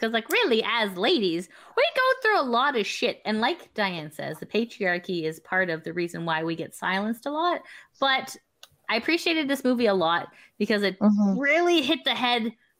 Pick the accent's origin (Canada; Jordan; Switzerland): Canada; But in Canada, we're a cultural mosaic, right?